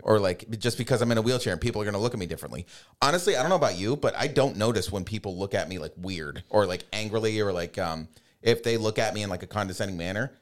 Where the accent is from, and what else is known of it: Pittsburgh, Pennsylvania, United States; born or raised there